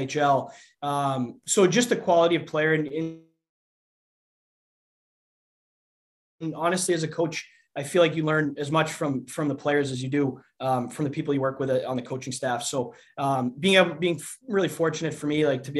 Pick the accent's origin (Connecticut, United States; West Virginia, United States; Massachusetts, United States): Massachusetts, United States; Assonet; moved away as an adult; also born or lived in Youngstown, Ohio; I'm from Assonet, Massachusetts. So it's a little town about 35, 40 minutes south of Boston. You know, I played growing up a little bit there